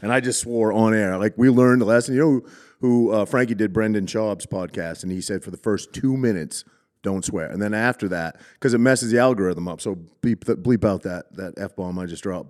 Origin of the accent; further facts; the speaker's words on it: Cherryfield, Maine, United States; moved away; I grew up in Maine, little tiny East Coast